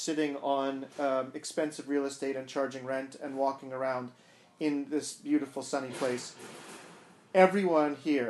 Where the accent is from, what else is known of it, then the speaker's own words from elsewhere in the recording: Montreal, Quebec, Canada; moved away as an adult; now in Vancouver, Canada; I grew up in Montreal.